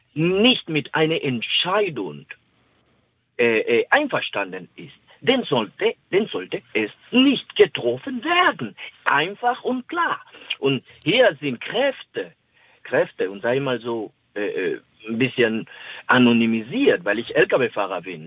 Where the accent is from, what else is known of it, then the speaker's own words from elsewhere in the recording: Dominican Republic; German is a second language; now in Stade, Germany; ich komme ursprünglich aus der Dominikanischen Republik